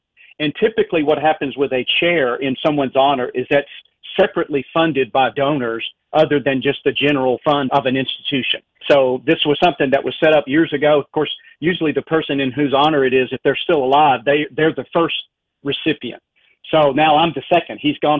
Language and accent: English; the South, United States; accent: Southern; I hope your audience can put up with my egregious Southern accent